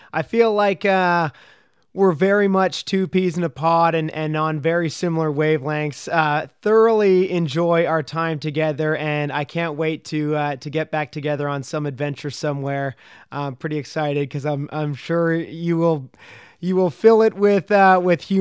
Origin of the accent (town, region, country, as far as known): Ottawa Valley, Ontario, Canada